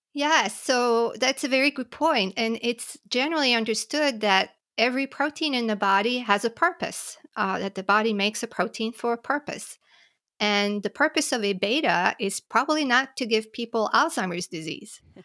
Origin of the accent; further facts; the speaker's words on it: Montreal, Quebec, Canada; moved away as an adult; also born or lived in New York / Philadelphia; I grew up in Montreal, in Canada